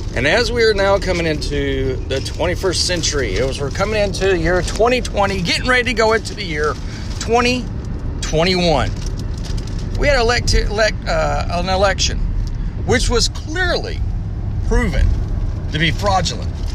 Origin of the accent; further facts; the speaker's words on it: the South, United States; Now, I'm from the South. I love my Southern heritage.